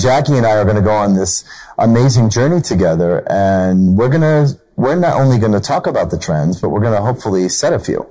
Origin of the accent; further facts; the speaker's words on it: New Jersey, United States; we're both from New Jersey.